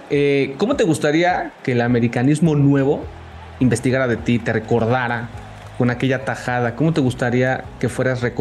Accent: Querétaro, Mexico

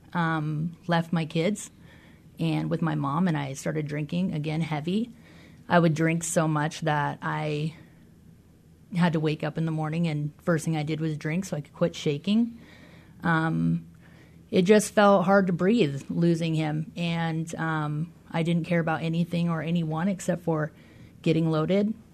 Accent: Des Moines, Washington, United States; I grew up in Des Moines, Washington

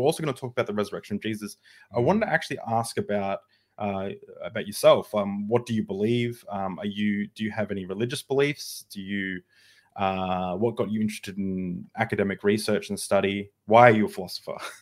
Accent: Australia; I'm an Australian

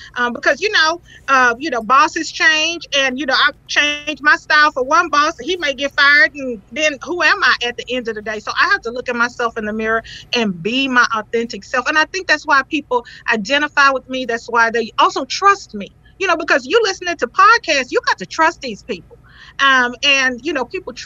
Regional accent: the South, United States; moved away; originally, you know, I'm from the South

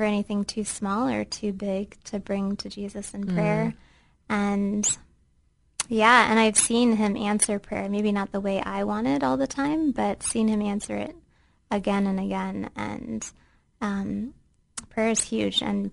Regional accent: Central Ohio, United States; moved away as an adult; now in Bahrain; I grew up right here in Central Ohio

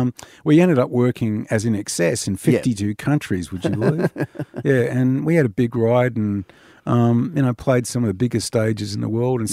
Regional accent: Cottesloe, Western Australia, Australia; born there; Well, I was born on Cottesloe Beach at the old women's hospital there.

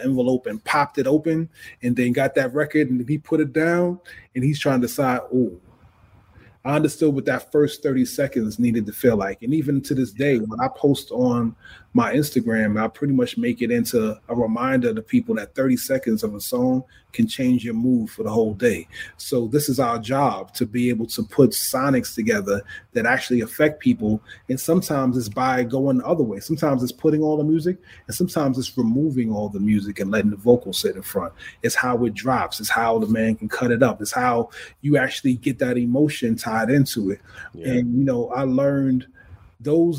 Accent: New York City, New York, United States; I'm from Queens

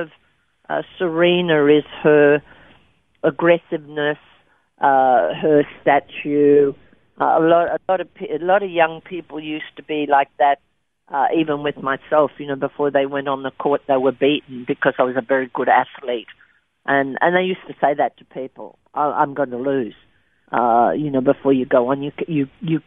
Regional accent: Albury, New South Wales, Australia; moved away; in Albury, in my hometown

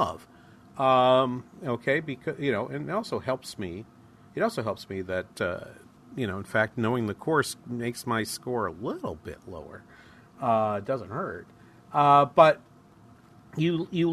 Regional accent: Midwest, United States; We're from the Midwest.

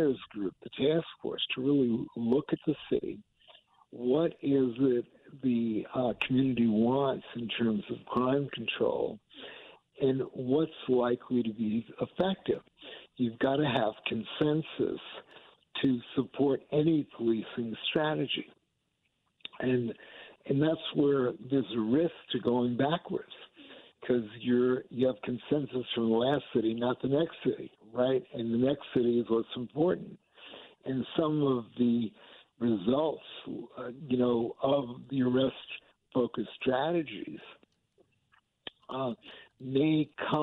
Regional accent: New York City, New York, United States; moved away as an adult; now in New Orleans, United States; we grew up in Manhattan or Queens

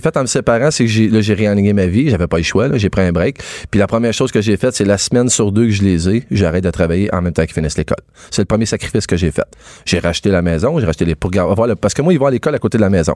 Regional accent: Quebec, Canada

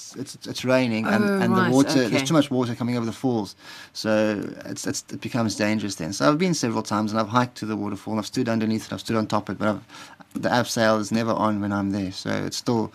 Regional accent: Pretoria, Gauteng, South Africa; moved away; also born or lived in Cape Town; I was born in Pretoria

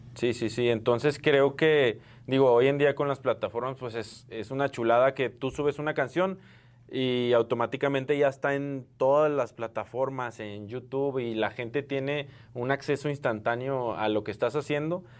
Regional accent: Mexico; somos mexicanos

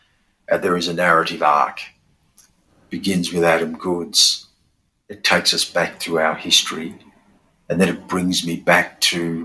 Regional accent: Australia; being Australian, is that we live between those two worlds

